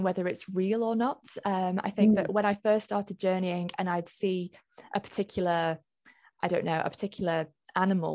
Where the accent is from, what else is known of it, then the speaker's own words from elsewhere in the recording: Lancashire, North West England, United Kingdom; I grew up in Lancashire, fairly close to a place called Pendle